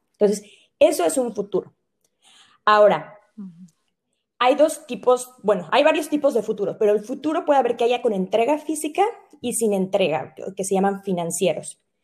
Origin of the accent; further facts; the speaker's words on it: Mexico; nosotros como mexicanos